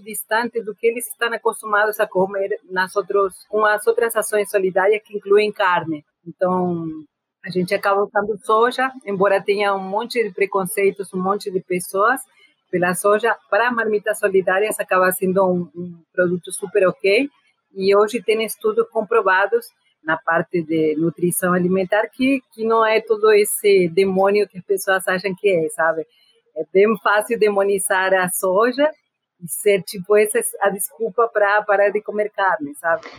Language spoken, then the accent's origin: Portuguese; Argentina; moved away; eu sou da periferia da Argentina, de uma família pobre